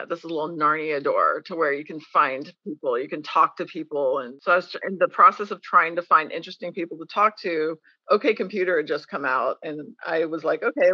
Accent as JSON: {"language": "English", "country": "United States", "tie": "born or raised there", "also_born_or_lived": "Arkansas / Texas", "moved": "as an adult", "said": "I grew up in Arkansas and Texas"}